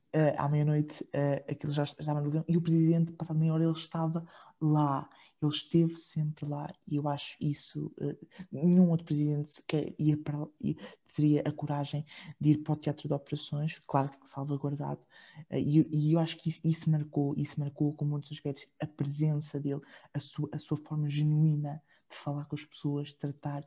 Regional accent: Portugal

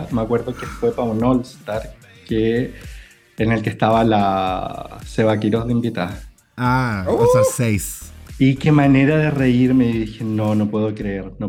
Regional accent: Chile; now in Dubai, United Arab Emirates; No, yo soy chileno, pero me fui hace harto tiempo.

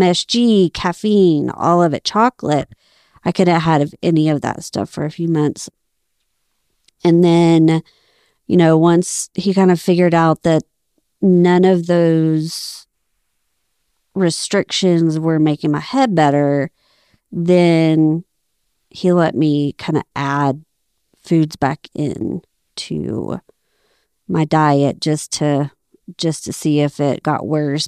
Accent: Abilene, Texas, United States; moved away as an adult; I grew up in Abilene, Texas. We moved there when I was, uh, in first grade. So, basically, all my life in Abilene.

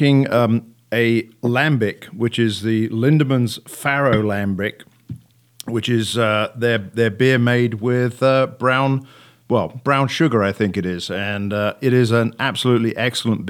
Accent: Worthing, South East England, United Kingdom; now in United States; I was born in Worthing, which is about 10 miles from Brighton.

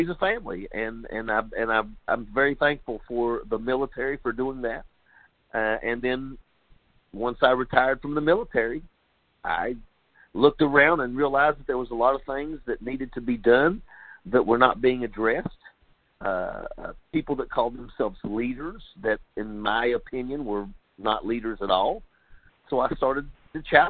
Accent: Logan County, West Virginia, United States; moved away as an adult; also born or lived in Rochester, Minnesota; I was raised in Logan County, West Virginia

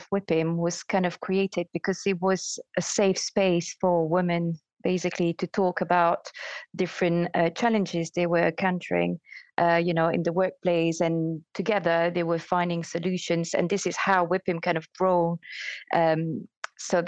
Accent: Belgium; moved away as an adult; now in United Kingdom; I started in another country, so I'm from Belgium

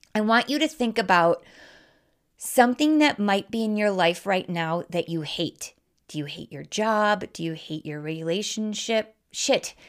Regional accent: Wisconsin, United States; accent: Midwest; I was raised in Wisconsin, if you can, if you can't tell by my accent

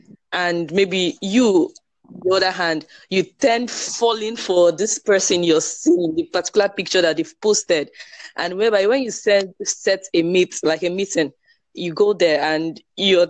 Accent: Port Harcourt, Rivers State, Nigeria; I'm from Nigeria, Port Harcourt, River State, to be precise.

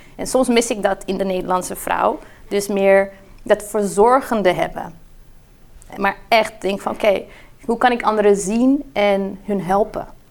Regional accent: Brazil; now in Netherlands; ik ben in Brazilië opgegroeid

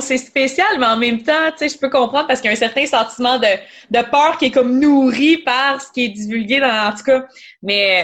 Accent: Quebec, Canada; en tant que Québécois

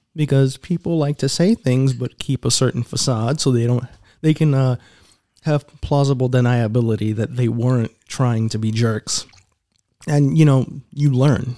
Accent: New York City, New York, United States; accent: New York; moved away

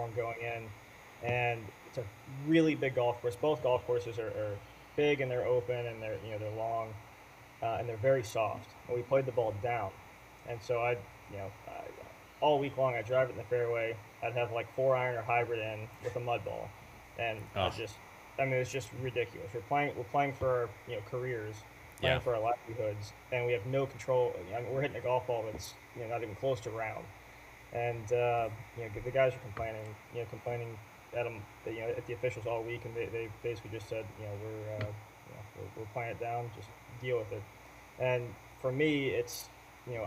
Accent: Irving, Texas, United States; I grew up in Irving, Texas, and my grandparents still to this day live in Nova Scotia

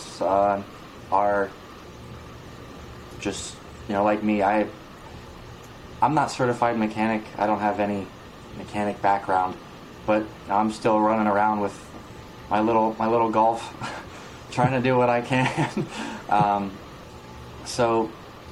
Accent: New York, United States; we're from New York

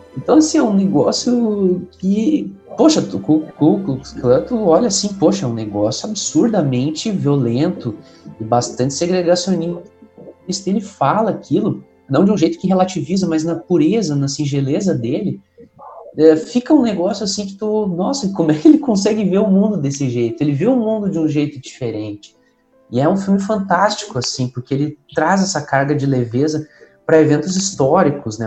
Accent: São Leopoldo, Rio Grande do Sul, Brazil; sou aqui da cidade de São Leopoldo, Rio Grande do Sul

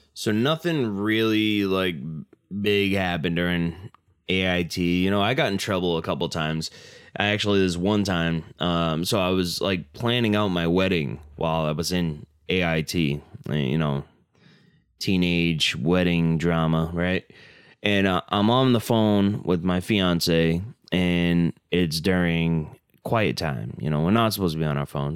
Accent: Massachusetts, United States; I'm from Massachusetts

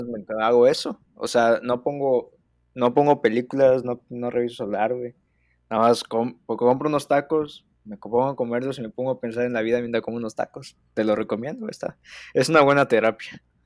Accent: Mexico; como buenos mexicanos que somos.

